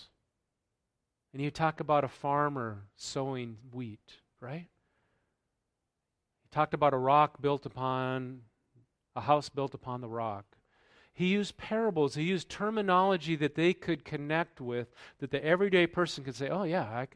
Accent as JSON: {"language": "English", "region": "the South", "country": "United States", "said": "I'm from the South"}